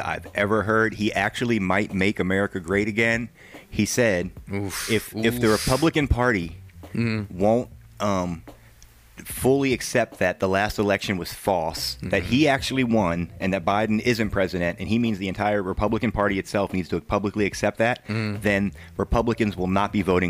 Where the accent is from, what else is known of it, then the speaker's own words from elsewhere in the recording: the South, United States; I am a Southerner